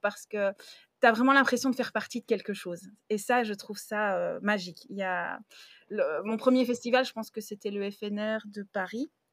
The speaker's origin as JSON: {"language": "French", "country": "Belgium", "said": "j'ai 33 ans, je suis belge"}